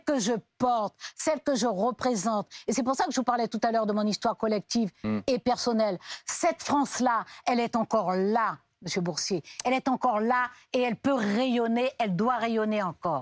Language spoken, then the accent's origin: French; French Guiana; moved away as an adult; Je suis née, j'ai grandi en Guyane